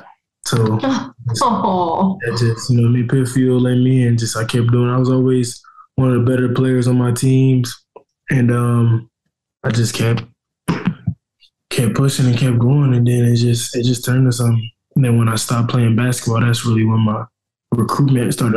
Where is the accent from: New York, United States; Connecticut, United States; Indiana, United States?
Indiana, United States; Indianapolis; moved away as an adult; now in Cincinnati, United States; I'd rather play on the Colts because it's my hometown